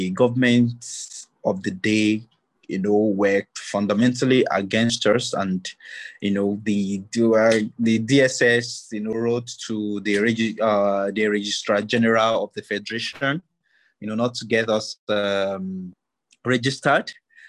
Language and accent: English; Kogi, Nigeria; I'm also from Kogi State, Galabai tribe, and a Nigerian who wants, you know, a better country for myself and for my kids.